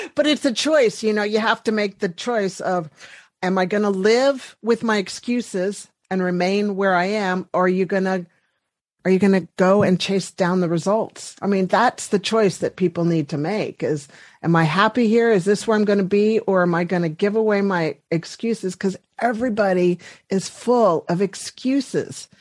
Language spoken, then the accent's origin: English; Washington, District of Columbia, United States; we're both from the East Coast and the Washington D.C. area